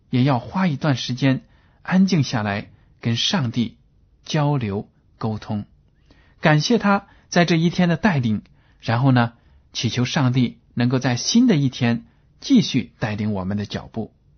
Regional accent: China; 我们中国人大多数呢，都习惯用筷子吃饭

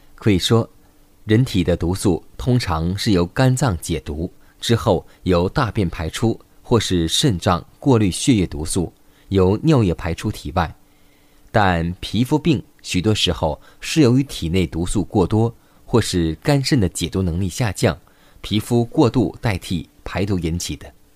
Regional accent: China; 我们中国人

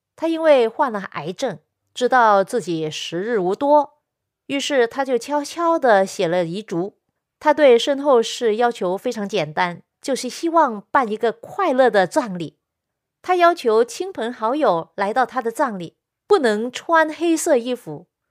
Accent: China; 我们中国人

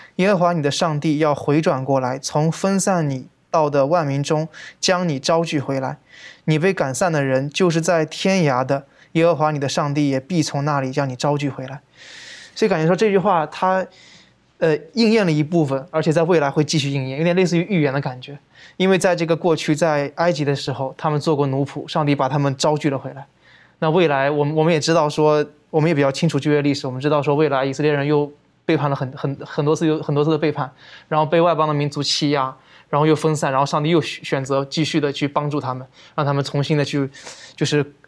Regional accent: China; 我们中国人

